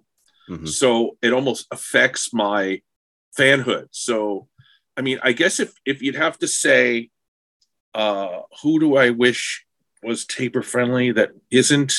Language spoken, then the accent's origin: English; Long Island, New York, United States; I was from Long Island